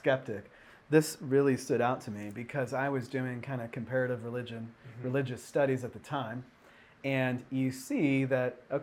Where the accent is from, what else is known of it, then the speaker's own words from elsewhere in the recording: Seattle, Washington, United States; in my hometown in Seattle